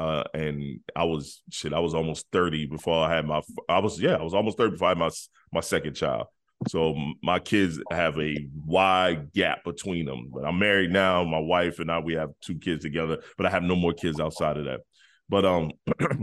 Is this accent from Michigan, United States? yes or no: yes; Detroit, Michigan, United States; moved away; also born or lived in South Carolina; I grew up in Detroit, Michigan